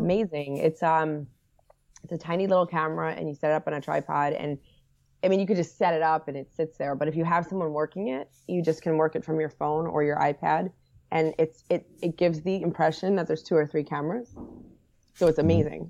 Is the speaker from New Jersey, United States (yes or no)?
yes; New Jersey, United States; also born or lived in Washington, D.C.; I'm from, I grew up in Jersey, a Jersey girl